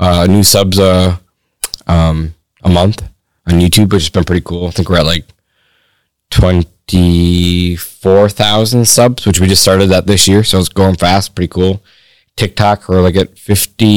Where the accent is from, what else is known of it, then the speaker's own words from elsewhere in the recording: Michigan, United States; in my home state